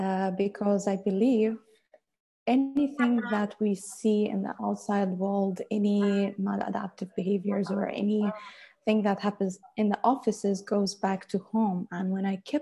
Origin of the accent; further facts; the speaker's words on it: United Arab Emirates; I was born and raised in UAE, studied even here in UAE